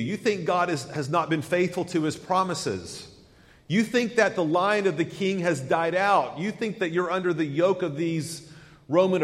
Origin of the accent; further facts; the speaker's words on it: Chattanooga, Tennessee, United States; I grew up in Chattanooga, Tennessee, went to First Presbyterian Church, Chattanooga